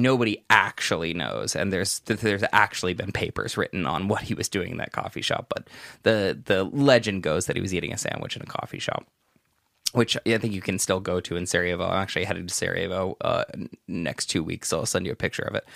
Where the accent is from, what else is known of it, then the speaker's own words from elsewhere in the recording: Los Angeles, California, United States; now in Albania; I normally would say Los Angeles